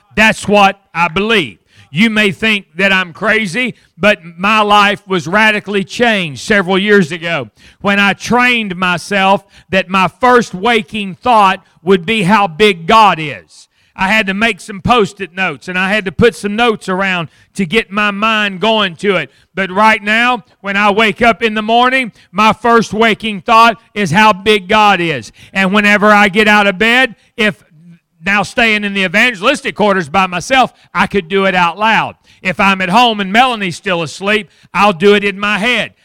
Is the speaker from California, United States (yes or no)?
no; Fort Smith, Arkansas, United States; I grew up in Fort Smith, Arkansas, not, not far from here